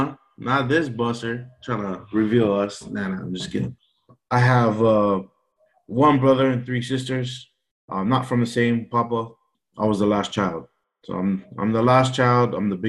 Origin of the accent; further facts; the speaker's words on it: Honolulu, Hawaii, United States; English is a second language; also born or lived in Tahiti; I'm half Tahitian, Chinese, and French. I was born here in Oahu, Honolulu. As a little kid, I was raised in Tahiti. Then I was brought back to the USA for school